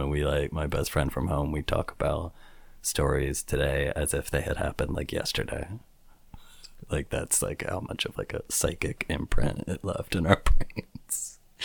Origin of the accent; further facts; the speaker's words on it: Midwest, United States; I grew up in the Midwest